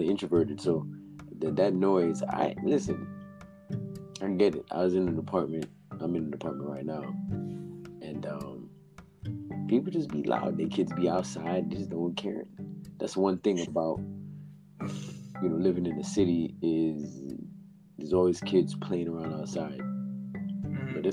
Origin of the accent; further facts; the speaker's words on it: South Florida, United States; We're two guys from Florida, born and raised in the county of Dade and Broward. We just say South Florida